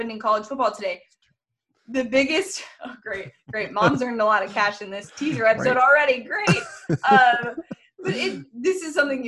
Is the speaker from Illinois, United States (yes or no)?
no; California, United States; I'm from California.